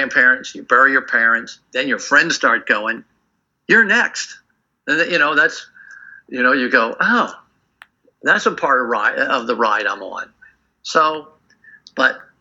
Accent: United States; I'm an American. And I was a teenager during the 60s

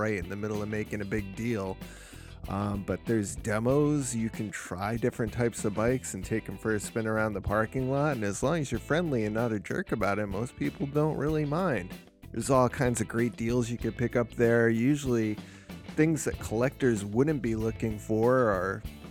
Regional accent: Wethersfield, Connecticut, United States; my hometown

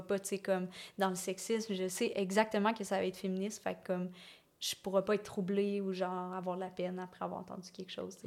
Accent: Lévis, Quebec, Canada; moved away as an adult; now in Montreal, Canada; Et moi, je viens de Lévis.

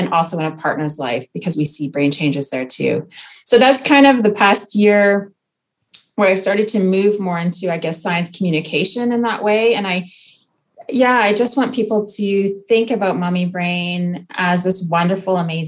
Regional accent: Okanagan, British Columbia, Canada; moved away as an adult; now in France; I'm Canadian. I grew up in the Okanagan

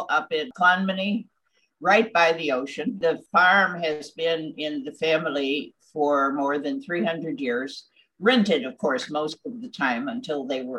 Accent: Chicago, Illinois, United States; also born or lived in Massachusetts; I was born in Massachusetts and came here to Chicago when my father was working here in an essential industry during the war and could not get back to Massachusetts to see us. So it was easier for him to bring us out here. And we've been here ever since.

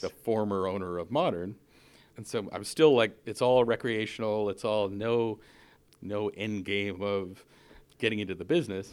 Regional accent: Newfoundland and Labrador, Canada; moved away as an adult; also born or lived in Ottawa, Canada; now in San Francisco Bay Area, United States; I'm born and raised in Canada.

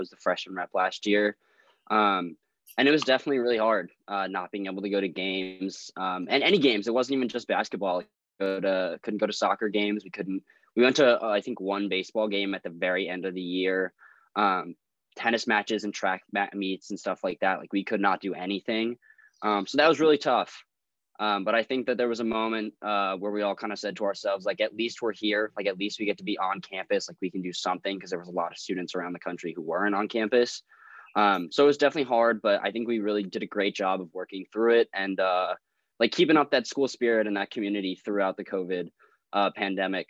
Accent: Northeast, United States; moved away; growing up in Northeast

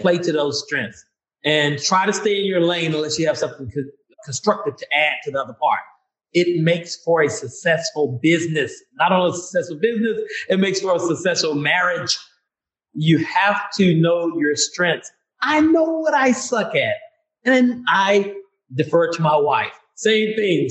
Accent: Vicksburg, Mississippi, United States; where I was born and raised in Vicksburg, Mississippi

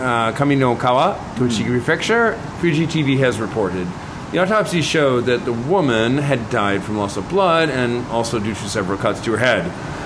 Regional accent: United States; now in Japan; I'm American

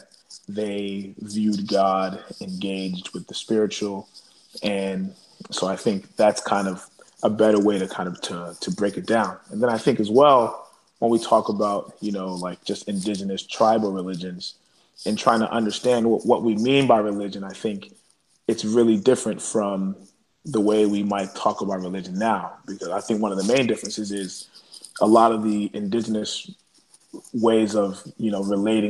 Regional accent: Washington, District of Columbia, United States; moved away as an adult; also born or lived in Nigeria; now in Hartford, United States; I'm a Nigerian American, grew up in the DC area. I currently live in Hartford, Connecticut

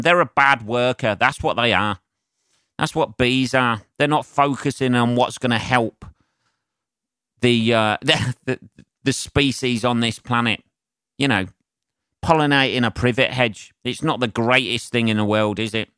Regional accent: England, United Kingdom; as an Englishman

